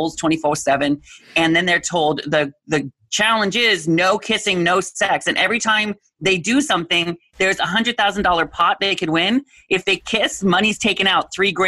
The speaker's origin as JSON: {"language": "English", "region": "Washington", "country": "United States", "tie": "born or raised there", "moved": "yes", "lives_now": "Southern California, United States", "said": "I grew up in Washington State, so we know rain"}